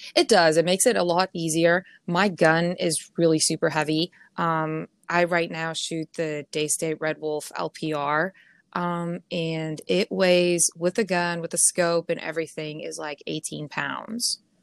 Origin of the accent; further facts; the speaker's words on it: Pretoria, Gauteng, South Africa; moved away as an adult; also born or lived in Ohio, United States; now in Arizona, United States; I'm from Pretoria, so I'm from the the capital, basically, um, Pretoria, Johannesburg area